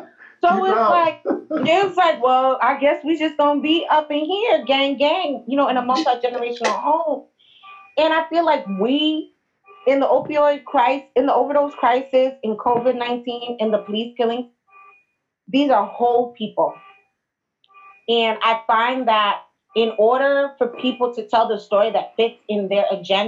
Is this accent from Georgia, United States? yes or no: no; New York City, New York, United States; I'm from Manhattan